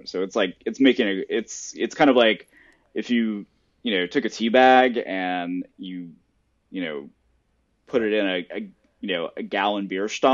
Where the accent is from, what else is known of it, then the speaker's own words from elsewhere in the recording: Tennessee, United States; I'm from Tennessee